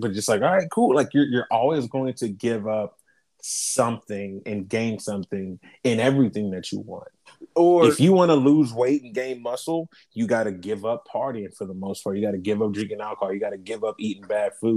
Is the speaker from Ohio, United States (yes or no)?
yes; Columbus, Ohio, United States; we're from Columbus.